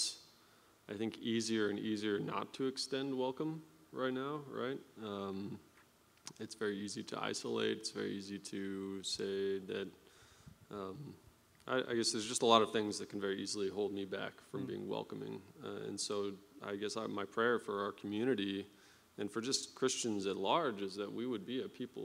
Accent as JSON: {"language": "English", "region": "Oregon", "country": "United States", "said": "I'm from Oregon, so I'm a Nike fan"}